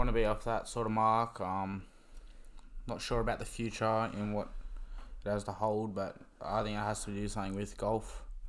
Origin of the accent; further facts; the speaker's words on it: the Hawkesbury, New South Wales, Australia; also born or lived in Penrith, New South Wales; From the Hawkesbury. Born in Penrith. Living in Gracevale at the moment. Got four brothers, mum and dad, a few dogs.